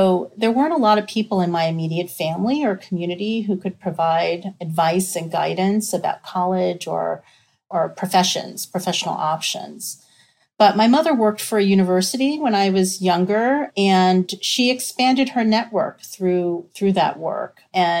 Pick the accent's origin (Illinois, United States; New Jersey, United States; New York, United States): New York, United States; personal background on me, I was raised in New York.